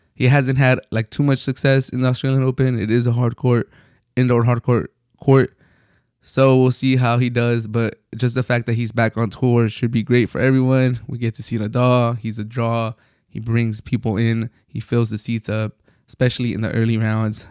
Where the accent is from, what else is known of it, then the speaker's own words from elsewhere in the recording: United States; an American, Mexican American